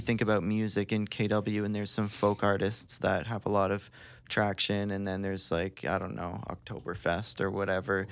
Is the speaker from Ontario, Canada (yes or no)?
yes; Tri-Cities, Ontario, Canada; We're all from the Tri-Cities.